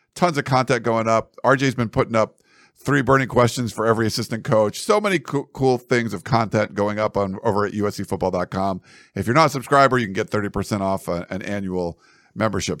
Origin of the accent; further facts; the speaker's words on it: New England, United States; moved away; we're both from New England